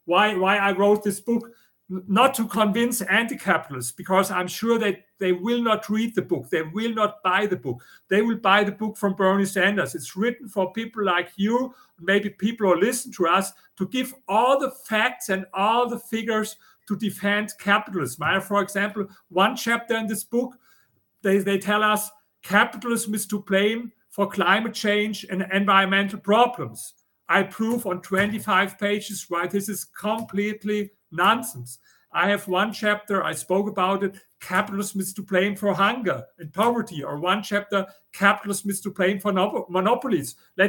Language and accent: English; Germany; accent: German; English is a second language; now in United States; You know, I come from Germany, as you hear with my accent.